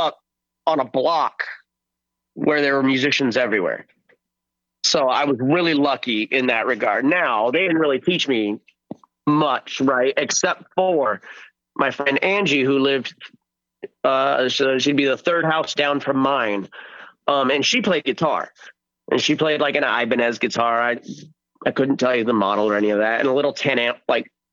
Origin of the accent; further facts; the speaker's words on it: El Centro, California, United States; I went to a local show in my hometown of El Centro, California